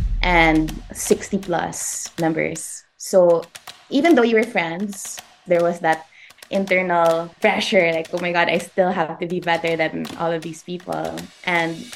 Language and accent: English; Iligan, Northern Mindanao, Philippines; also born or lived in Manila; I was born in Manila, raised in Iligan, so that's in Lanao del Norte